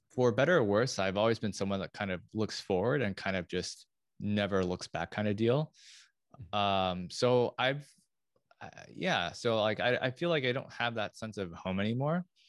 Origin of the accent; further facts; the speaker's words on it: Lafayette, California, United States; moved away; I'm from Lafayette, from the Bay Area